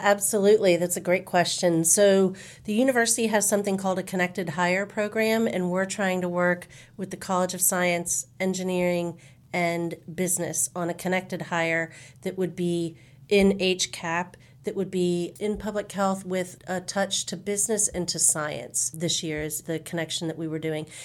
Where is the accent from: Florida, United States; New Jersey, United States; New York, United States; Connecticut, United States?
Florida, United States; Jacksonville; now in San Antonio, United States; I was born and raised in Jacksonville, Florida, so I like to say I'm an I ten girl from way back